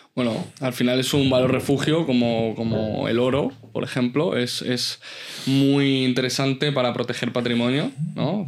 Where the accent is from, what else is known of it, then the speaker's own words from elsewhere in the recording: Elche, Valencian Community, Spain; also born or lived in San Juan Playa, Alicante; nazco en un pueblecito eh, cercano allí a donde, a donde hemos hablado antes, se llamaba Beñar Beach, y vivo hasta los ocho años en San Juan Playa. De hecho, nos mudamos de San Juan a Elche porque el banco nos quita la casa.